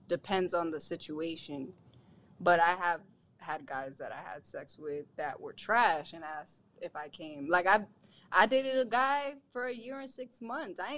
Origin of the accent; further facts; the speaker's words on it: Orlando, Florida, United States; I'm from Florida.